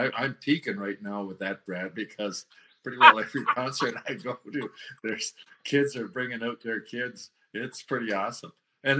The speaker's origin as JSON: {"language": "English", "town": "Waterloo", "region": "Ontario", "country": "Canada", "tie": "born or raised there", "also_born_or_lived": "Durham, Ontario", "lives_now": "Kitchener, Canada", "said": "I grew up in Waterloo."}